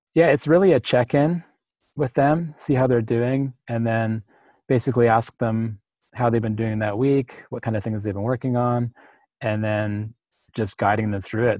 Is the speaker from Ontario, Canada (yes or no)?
no; Powell River, British Columbia, Canada; in my hometown, which is Powell River